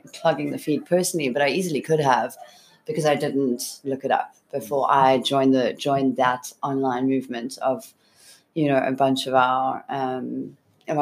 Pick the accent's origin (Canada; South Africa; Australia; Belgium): South Africa; I'm South African. I come from a very young democracy